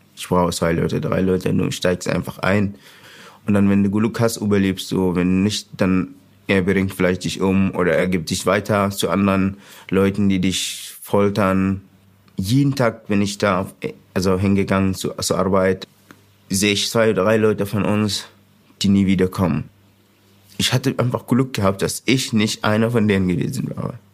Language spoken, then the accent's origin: German; Sudan; German is a second language; moved away as an adult; now in Hildesheim, Germany; Ich komme aus dem Sudan